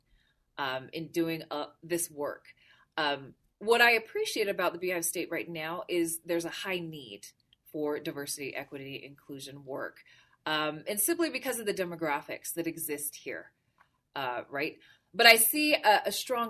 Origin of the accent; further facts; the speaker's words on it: Salt Lake City, Utah, United States; also born or lived in Honolulu, Hawaii; I'm originally from the beautiful islands of Hawaii. So I was born in Honolulu, raised here in Salt Lake City